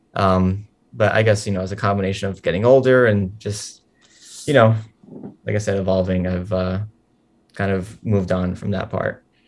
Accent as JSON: {"language": "English", "town": "New York City", "region": "New York", "country": "United States", "tie": "born or raised there", "said": "I, I grew up in Sunset Park my whole life"}